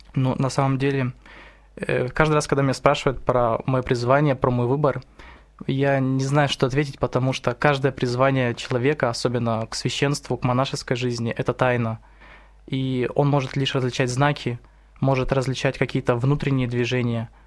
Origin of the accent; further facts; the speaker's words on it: Irkutsk, Irkutsk Oblast, Russia; я из Иркутска